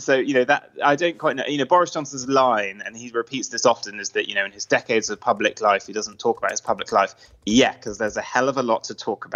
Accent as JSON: {"language": "English", "country": "Luxembourg", "tie": "born or raised there", "also_born_or_lived": "Jersey", "said": "I'm Irish Scottish, but I wasn't raised in the UK. I was kind of raised in Luxembourg and Jersey."}